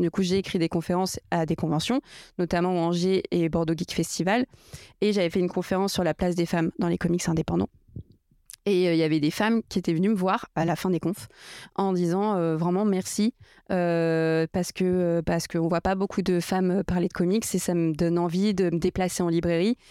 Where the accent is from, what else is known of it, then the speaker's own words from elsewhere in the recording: Portugal; je suis portugaise